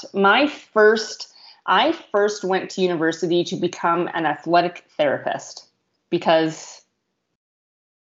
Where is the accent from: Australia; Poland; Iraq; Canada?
Canada; Morden, Manitoba; I grew up in Morden